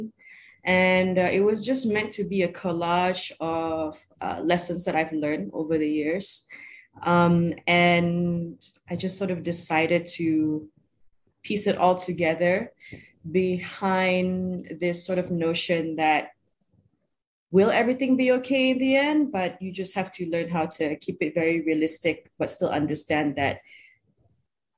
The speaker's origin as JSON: {"language": "English", "region": "Sarawak", "country": "Malaysia", "said": "I'm originally from Sarawak"}